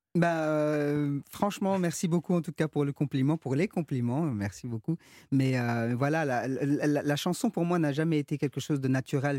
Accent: Brussels, Brussels-Capital Region, Belgium; first language French; Le français, c'est ma langue maternelle. Euh, j'ai grandi à Bruxelles

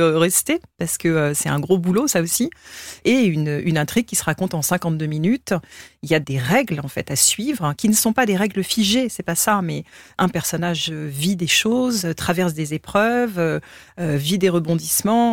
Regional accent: Essonne, Île-de-France, France; moi j'ai grandi dans l'Essonne

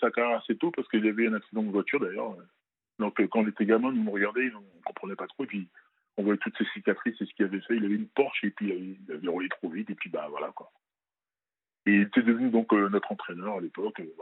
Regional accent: France; also born or lived in Benin; moi, je suis originaire du Bénin. {S1} D'accord. {S2} Je suis né, je suis né au Bénin, je pas, j'ai pas grandi là-bas. Et euh, je suis venu à l'âge de 5-6 ans en France.

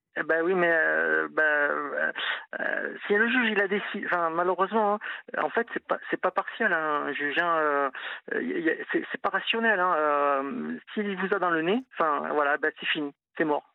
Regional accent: Toulouse, Occitania, France; moved away as an adult; now in Nantes, France; moi je suis toulousain, je suis venu à Nantes il y a 20 ans

